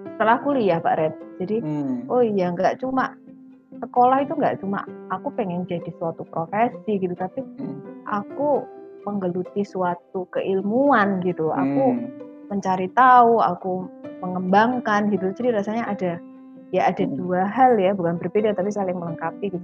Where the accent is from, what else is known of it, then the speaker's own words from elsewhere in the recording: Sumatra, Jambi, Indonesia; also born or lived in Yogyakarta / Jakarta; now in Surabaya, Indonesia; masa kecil saya di di Sumatera di Jambi